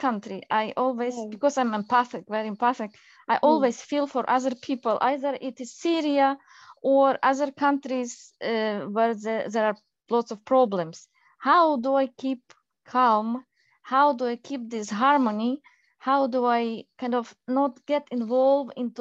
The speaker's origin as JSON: {"language": "English", "country": "Ukraine", "tie": "born or raised there", "moved": "yes", "said": "I was born in Ukraine"}